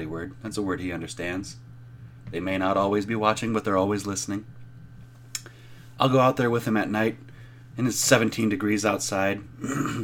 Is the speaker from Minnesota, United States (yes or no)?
yes; Minnesota, United States; I'm from Minnesota